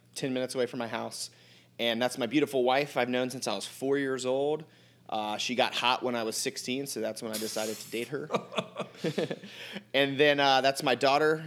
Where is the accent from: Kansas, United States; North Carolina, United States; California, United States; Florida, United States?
North Carolina, United States; Outer Banks; I grew up on the Outer Banks. I'm born and raised right here